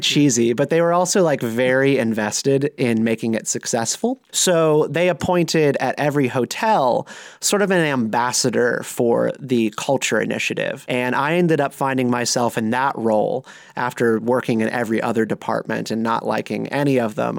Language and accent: English; Raleigh, North Carolina, United States; also born or lived in Durham, North Carolina / Greensboro, North Carolina; I was born in Durham, grew up in Raleigh